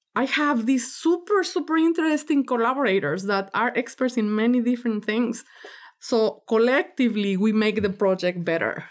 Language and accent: English; Mexico; now in United States; I'm from Mexico